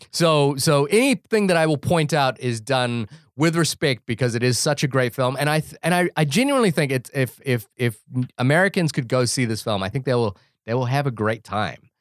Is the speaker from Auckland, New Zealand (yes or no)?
no; Wellington, New Zealand; also born or lived in Fiji / Brooklyn, New York; now in New York, United States; it's set in my hometown of Wellington, and there are so many jokes that are specific to growing up in Wellington